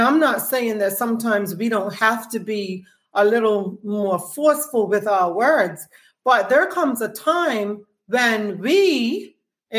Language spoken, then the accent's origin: English; Bermuda; we're not producing television shows here in Bermuda